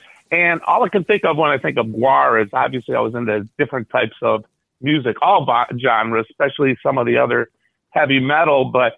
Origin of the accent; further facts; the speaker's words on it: Detroit, Michigan, United States; So, growing up in Detroit